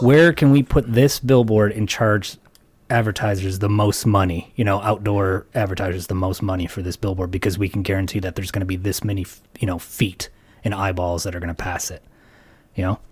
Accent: United States; as an American

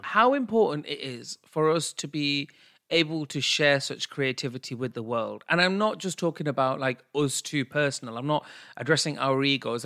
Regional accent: United Kingdom; us being British and our South Asian heritage

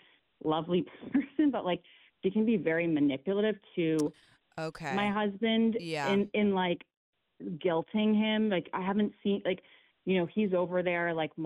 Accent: Canada; I'm from Canada

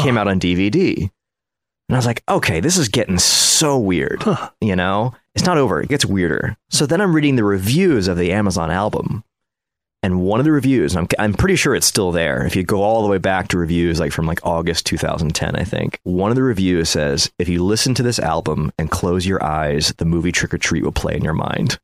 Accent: Ohio, United States; I was a half Asian kid growing up in Ohio

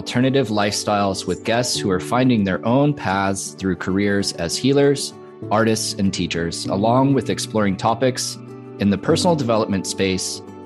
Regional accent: Santa Cruz, California, United States; also born or lived in Nevada City, California; now in Upstate New York, United States; I grew up in Santa Cruz, I was born in Nevada City, I'm living upstate New York

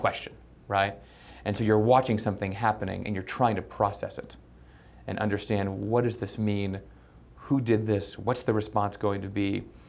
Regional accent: Colorado Springs, Colorado, United States; I was born and raised in Colorado Springs, Colorado.

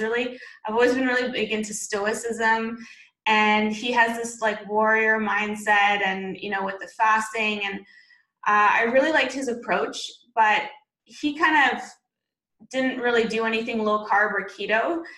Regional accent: Beijing, China; also born or lived in Vancouver, Canada; And I'm originally Canadian from Vancouver, BC. That's where I went to university. And I grew up overseas. I grew up mostly in China, actually.

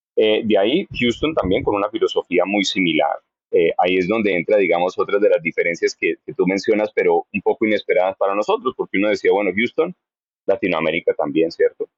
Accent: Bogotá, Colombia; moved away as an adult; also born or lived in Cincinnati, Ohio / Texas / Florida; now in Hollywood, Florida, United States; Soy lo que llamarían rolo de puro Bogotá

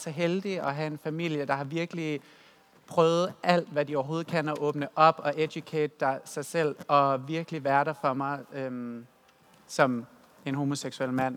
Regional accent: West Jutland, Central Denmark Region, Denmark; Jeg er jo fra Vestjylland, øh, så min stor del af min opvækst og min teenageår, det har været svært, fordi at jeg kommer fra en kristen familie i Vestjylland

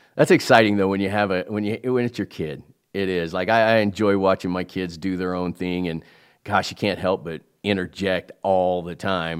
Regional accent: Kansas City, United States; I grew up in Kansas City

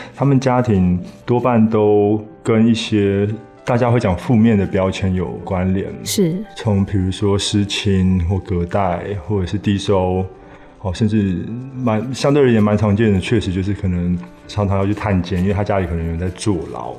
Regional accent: Taiwan; 我们台湾人的孩子

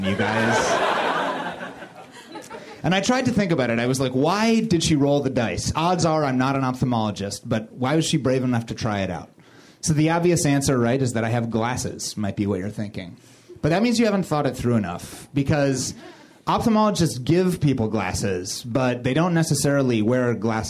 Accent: Springfield, Missouri, United States; I grew up in Springfield, Missouri, in the Ozark Mountains, which is the buckle of the Bible Belt

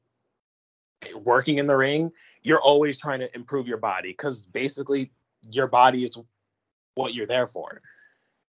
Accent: Syracuse, New York, United States; also born or lived in Long Island / Queens; I was born in Long Island, and then I was just raised in Queens, and then we moved from Queens to Syracuse when I was probably like 4 or 5

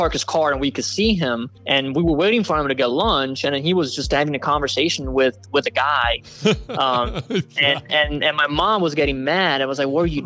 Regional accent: small town in Puglia, Apulia, Italy; now in United States; My hometown is up on a hill. So we actually, from where I'm from, you can see a valley

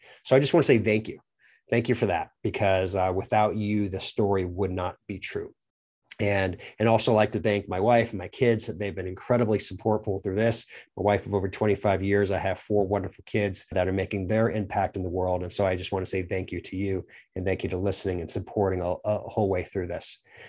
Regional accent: Lynn, Massachusetts, United States; born there; I was born in just outside of Boston, Massachusetts, and Lynn, a little town called the city that's there, a small city. It's called Lynn.

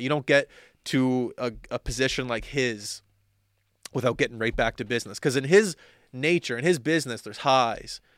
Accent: Halifax, Nova Scotia, Canada; also born or lived in Vancouver; I grew up in Halifax.

